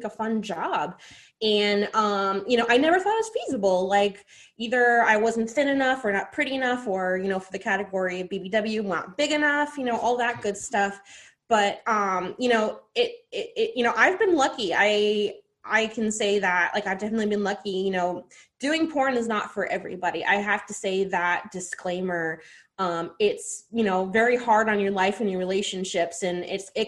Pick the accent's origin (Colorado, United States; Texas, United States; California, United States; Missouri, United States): Colorado, United States; Denver; I am from Denver, Colorado originally